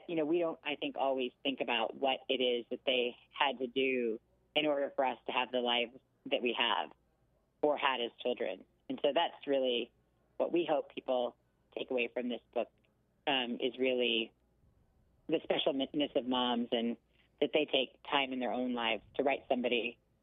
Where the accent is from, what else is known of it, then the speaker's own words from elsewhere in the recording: Westminster, California, United States; I was born in Westminster, California, which is a suburb. It's in Orange County